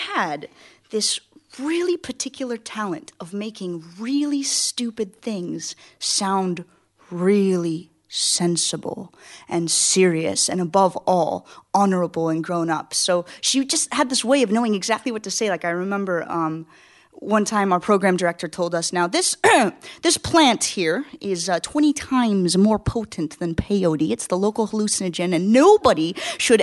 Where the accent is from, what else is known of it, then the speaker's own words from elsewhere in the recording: United States; I'm from America